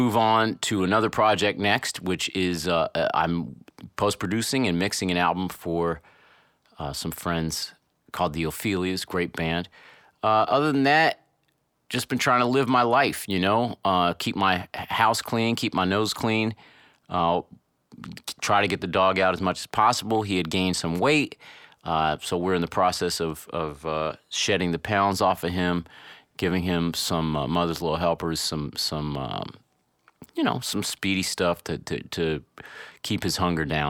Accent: Cincinnati, Ohio, United States; my hometown, Cincinnati, Ohio

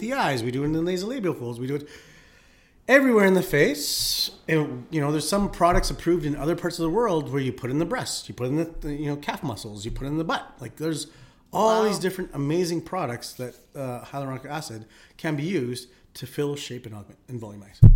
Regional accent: Philippines; now in Calgary, Canada; I'm Filipino.

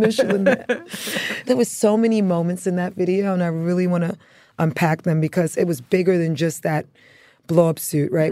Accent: New York City, New York, United States; born or raised there; also born or lived in Antigua

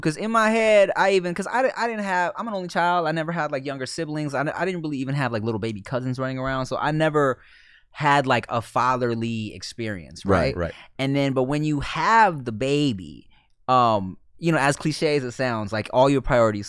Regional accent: Thailand; like when Thai people find out that I'm Thai, they're like mind blown because everyone kind of thinks I'm Filipino.

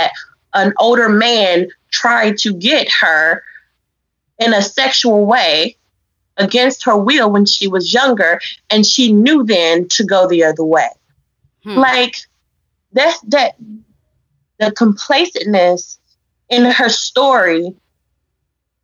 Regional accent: Memphis, Tennessee, United States; we're from Memphis

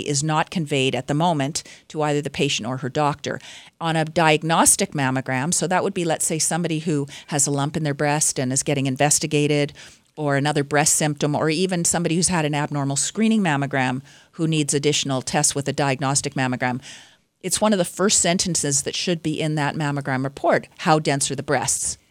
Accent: British Columbia, Canada; I'm from British Columbia

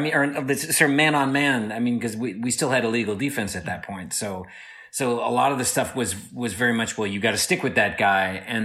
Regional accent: Flint, Michigan, United States; moved away; also born or lived in Arizona; I was born in Michigan, and I'm from Flint, and we moved out to Arizona in 1982.

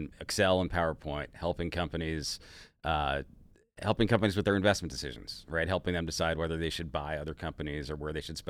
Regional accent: Florida, United States; I'm from Florida, man.

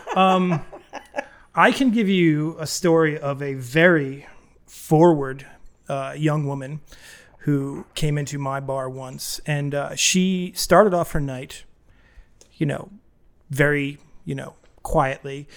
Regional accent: New England, United States; moved away; also born or lived in Boston, Massachusetts; I grew up in New England and I lived in the Boston area for a long time.

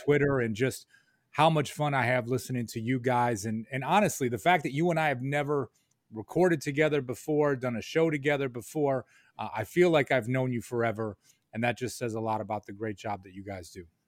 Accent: Rochester, New York, United States; moved away as an adult; now in Albany, United States; I grew up in Rochester

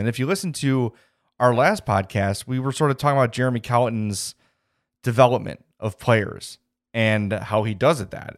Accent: Homewood, Illinois, United States; the Bookies in Homewood, my hometown

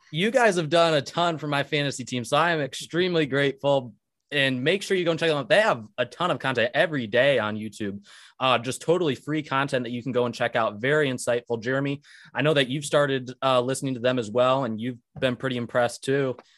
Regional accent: Michigan, United States; I'm from Michigan

